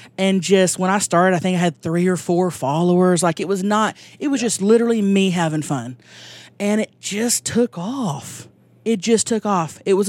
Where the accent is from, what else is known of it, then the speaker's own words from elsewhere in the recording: Thackerville, Oklahoma, United States; now in San Diego, United States; That's there, right. About an hour north of Dallas. I grew up there, and we've been living in San Diego for the past 10 years